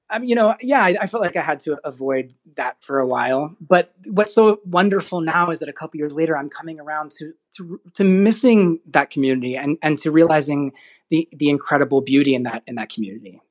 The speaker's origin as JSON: {"language": "English", "town": "Frederick", "region": "Maryland", "country": "United States", "tie": "born or raised there", "said": "I grew up in Frederick, Maryland"}